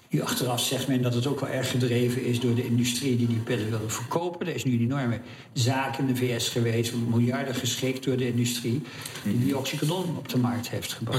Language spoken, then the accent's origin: Dutch; Oude-Tonge / Goeree-Overflakkee, South Holland, Netherlands; ik kom van Oldgersplaat